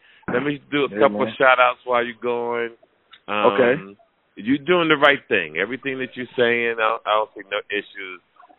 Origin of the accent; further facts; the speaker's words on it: New Jersey, United States; now in Las Vegas, United States; I'm from New Jersey.